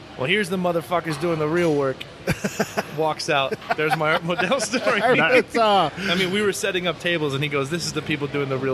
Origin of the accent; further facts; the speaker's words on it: Ohio, United States; now in Phoenix, United States; So I came from Ohio.